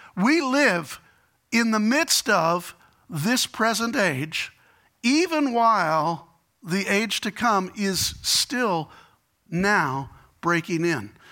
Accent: Chicago, Illinois, United States; I'm from Chicago

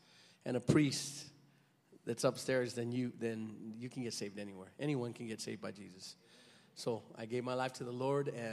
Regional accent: Lordsburg, New Mexico, United States; we grew up together in Lordsburg, New Mexico

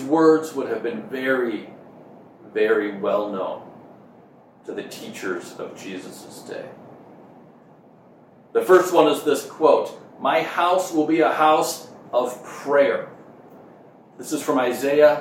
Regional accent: Minnesota, United States; moved away; growing up in Minnesota, which is where I grew up in the Midwest

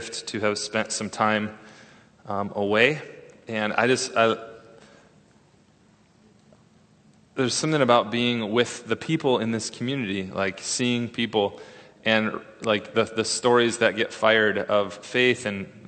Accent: West Michigan, United States; now in Redlands, United States; West Michigan, like my hometown

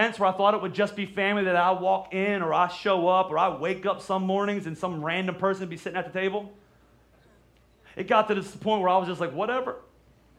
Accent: Pennsylvania, United States; we're from Pennsylvania

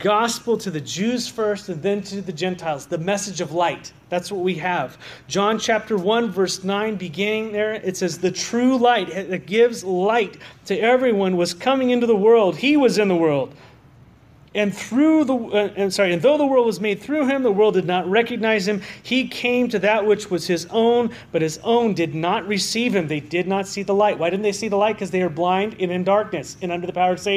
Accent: Southern California, United States; now in Walla Walla, United States; I grew up in Southern California

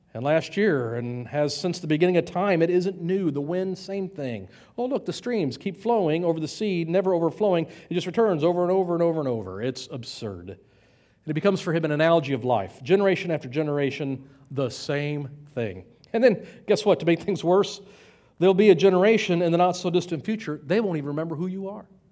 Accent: United States; we're Americans

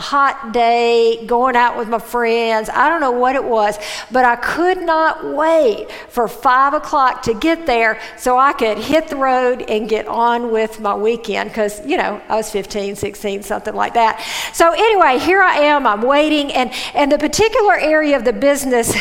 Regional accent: Mississippi, United States; I grew up in Mississippi

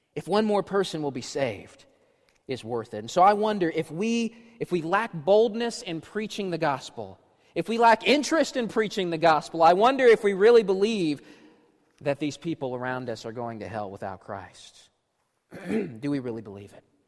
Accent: Washington, District of Columbia, United States; I grew up in Washington, D.C., there are lots of dangerous neighborhoods there

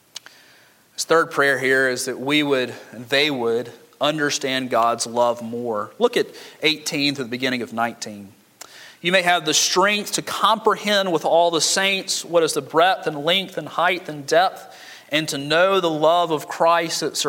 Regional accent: Montgomery, Alabama, United States; I grew up in Montgomery where everybody's foundation is cracked

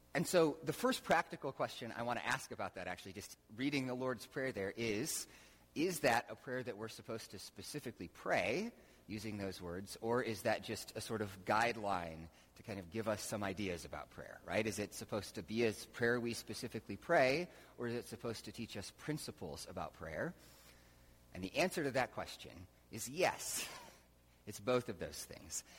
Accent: United States; we grew up just in America

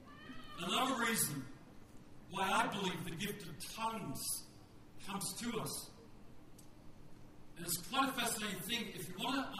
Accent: Western Australia, Australia; I'm from West Australia.

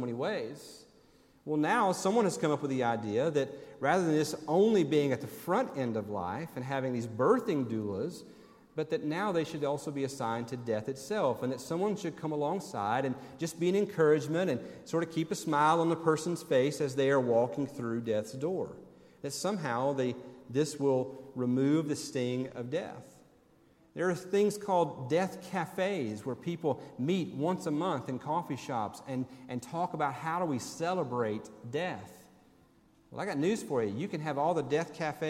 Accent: Tennessee, United States; moved away; also born or lived in Birmingham, Alabama; when I grew up in Tennessee.

